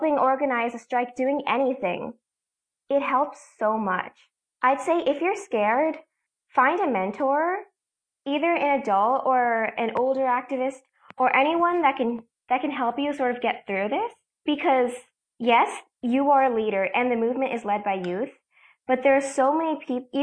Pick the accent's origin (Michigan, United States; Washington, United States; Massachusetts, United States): Massachusetts, United States; I'm from Massachusetts